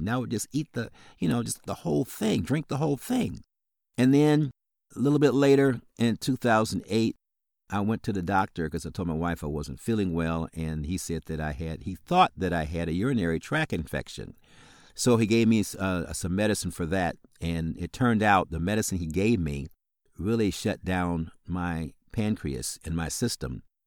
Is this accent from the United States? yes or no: yes; South Bend, Indiana, United States; now in Illinois, United States; I grew up in South Bend, Indiana